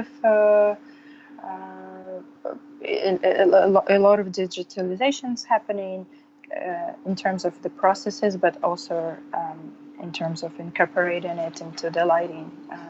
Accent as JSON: {"language": "English", "town": "Samara", "region": "Samara Oblast", "country": "Russia", "also_born_or_lived": "New York", "moved": "as an adult", "lives_now": "California, United States", "said": "I'm from Russia, from the town called Samara. And I moved to New York about 8 years ago to pursue the graduate degree"}